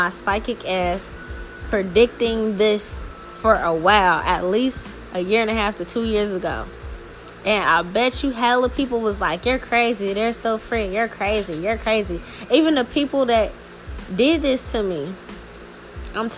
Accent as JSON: {"language": "English", "town": "New Orleans", "region": "Louisiana", "country": "United States", "tie": "born or raised there", "moved": "yes", "lives_now": "Seattle, United States", "said": "their jurisdiction is New Orleans."}